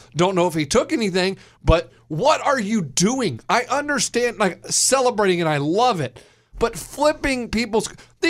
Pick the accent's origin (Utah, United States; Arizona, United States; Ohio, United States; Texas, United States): Texas, United States; Austin; I was raised in Austin, Texas.